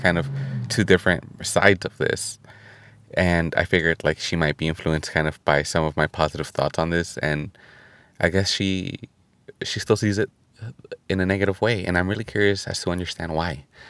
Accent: California, United States; California, my home state

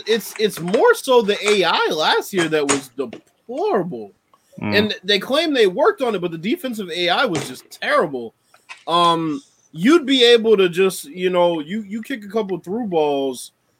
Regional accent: Chicago, Illinois, United States; I'm from Chicago.

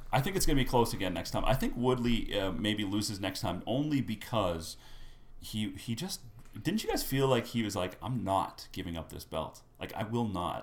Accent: Winnipeg, Manitoba, Canada; I grew up in Winnipeg

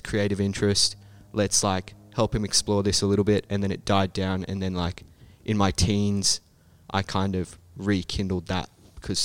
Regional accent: Sydney, New South Wales, Australia; now in Brisbane, Australia; I'm from Sydney, so I guess it's a bit bigger there than maybe it is here in Brisbane

